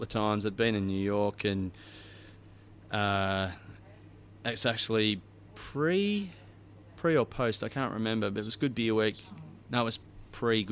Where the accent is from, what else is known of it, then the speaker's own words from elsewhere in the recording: Australia; I'm from Australia